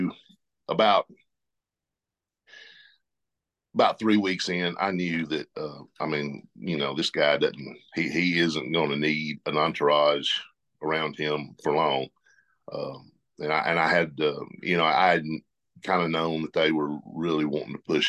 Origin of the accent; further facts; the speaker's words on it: the South, United States; We're all from the South. We all kind of talk the same.